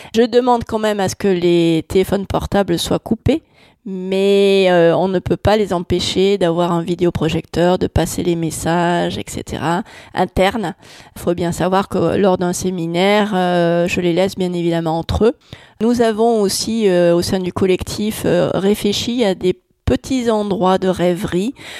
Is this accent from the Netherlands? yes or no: yes; Netherlands; now in France; je suis née aux Pays-Bas